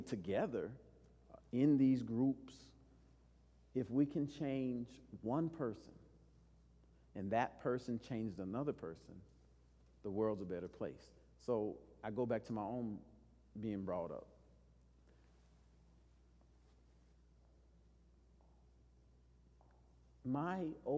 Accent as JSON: {"language": "English", "town": "El Paso", "region": "Texas", "country": "United States", "tie": "born or raised there", "said": "I grew up in El Paso."}